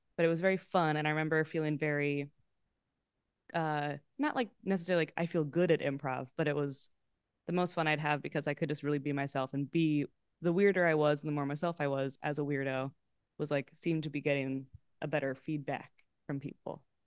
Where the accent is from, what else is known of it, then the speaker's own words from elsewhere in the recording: Los Angeles, California, United States; also born or lived in Boston; I grew up in Los Feliz and Pasadena